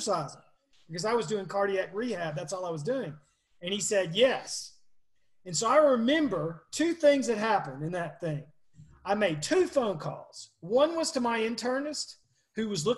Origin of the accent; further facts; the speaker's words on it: Monroe, Georgia, United States; I was a redneck from Monroe, Georgia